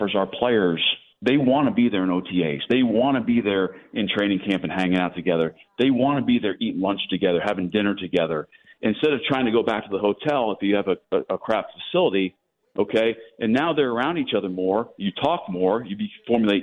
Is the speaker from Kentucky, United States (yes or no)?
no; Pennsylvania, United States; moved away; we're both from Pennsylvania